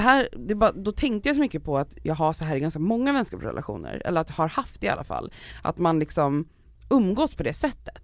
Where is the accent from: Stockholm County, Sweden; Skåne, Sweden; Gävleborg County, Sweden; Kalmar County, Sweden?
Stockholm County, Sweden; Stockholm; Jag växte upp i Farsta, det är arbetarklass, låg medelklass.